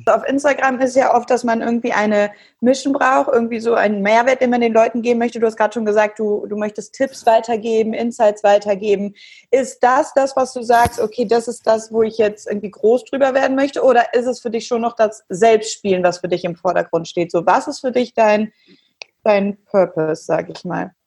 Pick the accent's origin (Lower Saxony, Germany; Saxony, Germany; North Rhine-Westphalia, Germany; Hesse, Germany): North Rhine-Westphalia, Germany; Cologne; Ich als Kölnerin